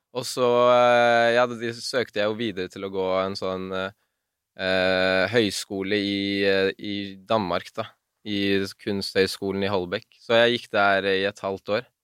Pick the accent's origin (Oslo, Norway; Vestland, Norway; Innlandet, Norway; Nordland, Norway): Oslo, Norway; Jeg er fra Bislett.